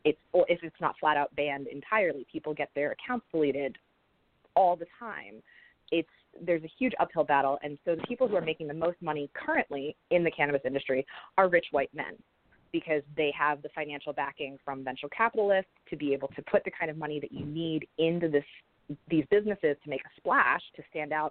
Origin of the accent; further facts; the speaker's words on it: Pennsylvania, United States; I grew up in Pennsylvania, which until quite recently was a prohibition state.